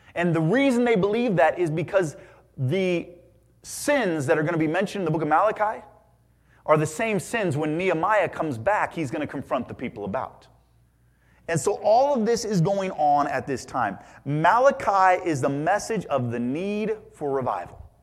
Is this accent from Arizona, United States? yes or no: no; Indiana, United States; growing up in Indiana